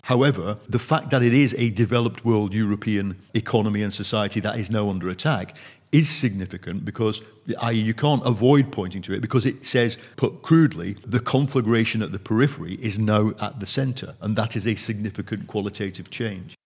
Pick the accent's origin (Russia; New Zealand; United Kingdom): United Kingdom; as a Brit